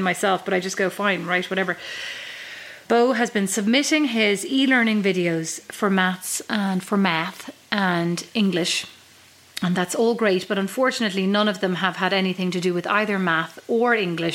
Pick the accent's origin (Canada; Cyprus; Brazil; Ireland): Ireland; Kildare, Leinster; now in Fort Wayne, United States; I'd say from Kildare.